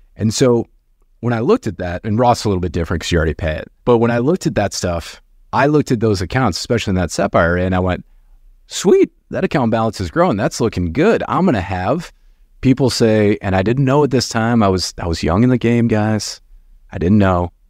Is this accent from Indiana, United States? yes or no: no; outside of Detroit, Michigan, United States; I grew up very poor outside of Detroit